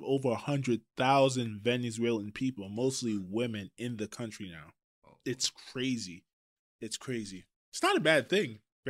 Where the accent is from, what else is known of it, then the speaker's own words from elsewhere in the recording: Trinidad & Tobago; I'm from Trinidad.